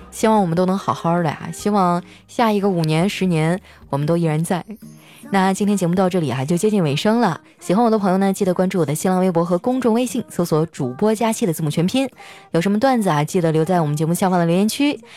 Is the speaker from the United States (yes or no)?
no; Qitaihe, Heilongjiang, China; moved away; 我老家七台河